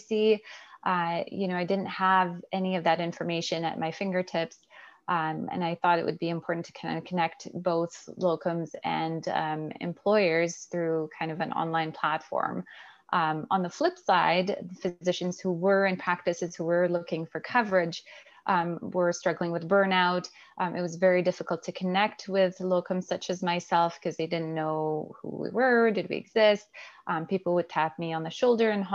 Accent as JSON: {"language": "English", "country": "Canada", "also_born_or_lived": "Alberta", "said": "I'm a Canadian physician"}